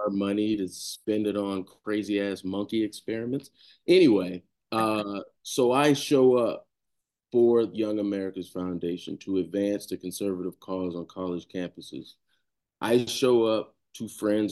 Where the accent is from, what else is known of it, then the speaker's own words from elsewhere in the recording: Savannah, Georgia, United States; moved away as an adult; also born or lived in Tallahassee, Florida; born and raised in Savannah, two lovely parents